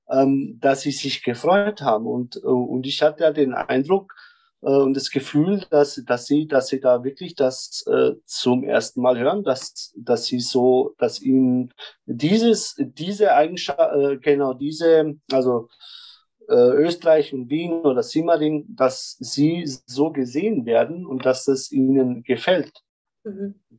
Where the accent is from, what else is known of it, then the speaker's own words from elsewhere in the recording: Germany; now in Vienna, Austria; Also ich komme aus Deutschland hierher und ich sehe dich, du sprichst Wienerisch